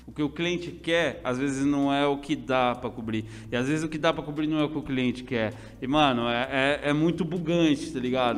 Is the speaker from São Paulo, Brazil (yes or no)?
yes; Assis, São Paulo, Brazil; also born or lived in Paraná; eu sou de Assis, mano, tipo, mais que eu seja paranaense, tá ligado? Tipo, nasci lá, mas fui criado aqui.